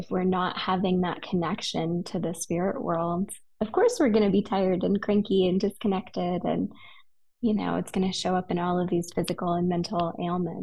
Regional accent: West Hollywood, California, United States; now in Idyllwild, United States; I'm a city girl. I grew up in West Hollywood

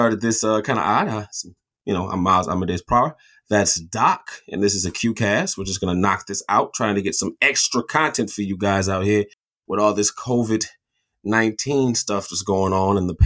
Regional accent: Michigan, United States; we're from Michigan.

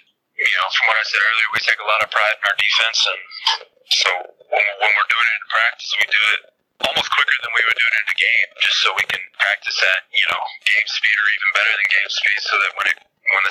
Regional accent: Texas, United States; moved away; I grew up in Texas

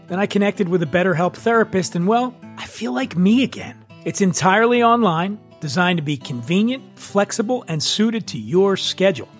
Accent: Philadelphia, Pennsylvania, United States; moved away; I'm from Philadelphia

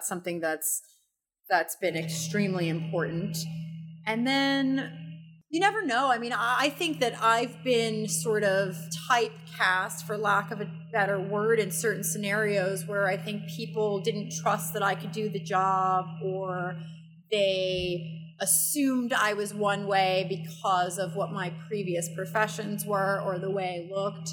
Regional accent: New York City, New York, United States; moved away; I grew up in New York

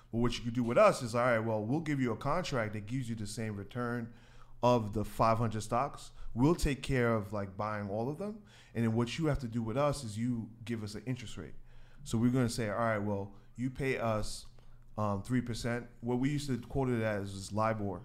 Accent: New York City, New York, United States; I grew up in Queens. Uh, born in Queens, New York.

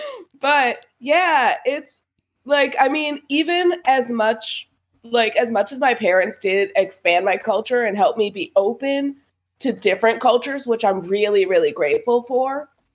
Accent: United States; growing up in America

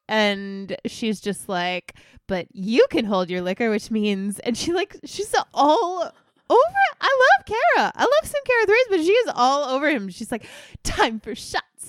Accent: United States; As an American

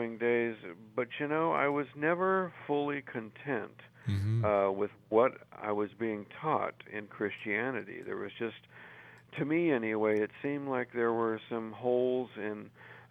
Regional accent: California, United States; I was born and raised in California

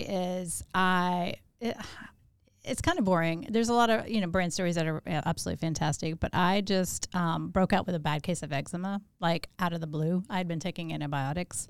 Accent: Louisiana, United States; also born or lived in Chicago; now in Augusta, United States; I, uh, was born in Chicago. I grew up in Louisiana, and I moved here in ninety-eight

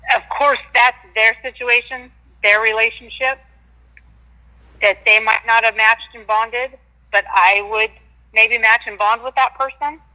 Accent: Washington, United States; I'm from Washington State

